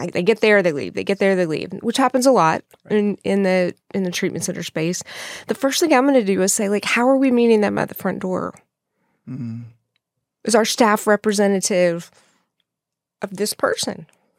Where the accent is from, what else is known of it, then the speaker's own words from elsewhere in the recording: Texas, United States; I'm from West Texas.